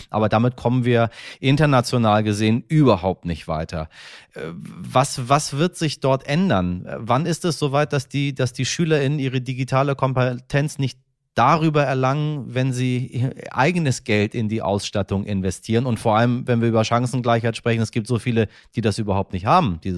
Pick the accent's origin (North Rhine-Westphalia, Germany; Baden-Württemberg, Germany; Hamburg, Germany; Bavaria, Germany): Hamburg, Germany; Äh, ich bin Hamburger, ich musste mir mein Leben lang anhören, dass unser Abitur nichts wert ist